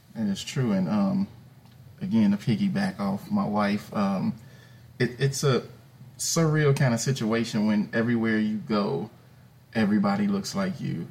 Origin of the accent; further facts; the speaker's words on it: Chicago, Illinois, United States; moved away as an adult; I'm originally born and raised in Chicago, Illinois.